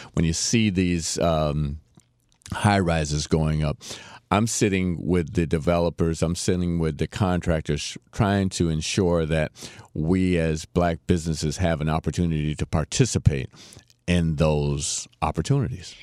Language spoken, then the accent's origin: English; Miami, Florida, United States; also born or lived in Fort Pierce, Florida / Bahamas; Came back to mm. Miami and went to Orchard Villa